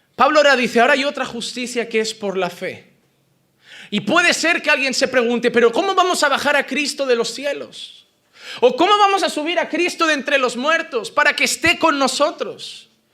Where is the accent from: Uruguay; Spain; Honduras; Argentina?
Spain; Como español